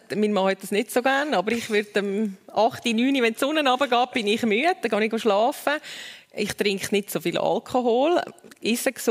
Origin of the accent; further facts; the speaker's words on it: Uri, Switzerland; aber ich bin da im Kanton Uri aufgewachsen, man hat noch nicht so die, die, die Shows von der Heidi Klum und Germany's Next Topmodel.